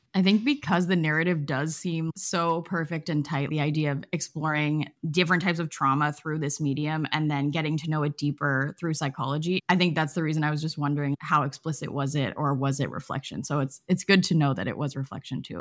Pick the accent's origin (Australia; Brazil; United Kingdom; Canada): Canada; I'm Canadian